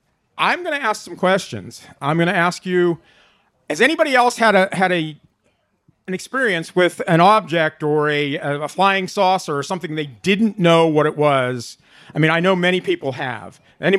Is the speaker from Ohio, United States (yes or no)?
no; Norwood Drive up by Grandview Cemetery, Pennsylvania, United States; I was born and raised on Norwood Drive up by Grandview Cemetery. This would have been, I'm 61